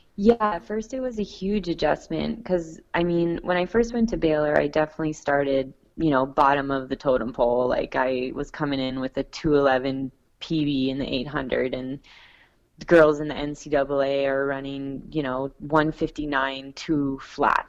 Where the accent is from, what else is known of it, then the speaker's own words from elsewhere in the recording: Niagara Falls, Ontario, Canada; I've also done a fundraiser in my hometown, and I, I got a lot of support from the community there in Niagara Falls